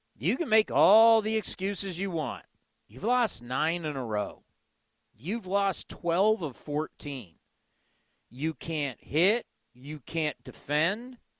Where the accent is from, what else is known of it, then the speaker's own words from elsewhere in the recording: California, United States; But I grew up in California. I've been in California my whole life.